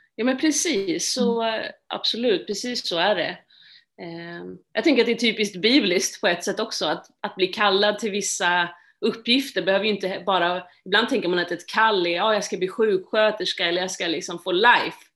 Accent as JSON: {"language": "Swedish", "town": "Stockholm", "region": "Stockholm County", "country": "Sweden", "tie": "born or raised there", "said": "Jag är född och uppvuxen i Stockholm"}